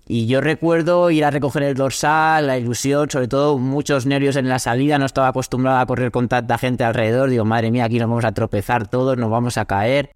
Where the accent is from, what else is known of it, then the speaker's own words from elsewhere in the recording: Castellón de la Plana, Valencian Community, Spain; Yo soy de Castellón